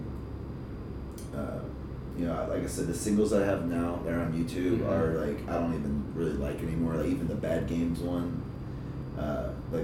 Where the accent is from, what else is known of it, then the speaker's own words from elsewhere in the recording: Jacksonville, Florida, United States; I was born in South Florida, but raised in Jacksonville.